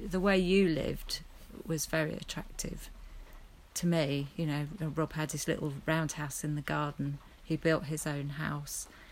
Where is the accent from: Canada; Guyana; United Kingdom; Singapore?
United Kingdom; Wimbledon, London; moved away; I was brought up in Wimbledon